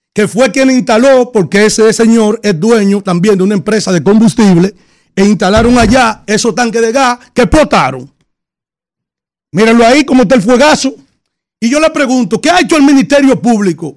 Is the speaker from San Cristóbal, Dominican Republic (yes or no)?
yes; San Cristóbal, Dominican Republic; mi pueblo, en mi provincia de San Cristóbal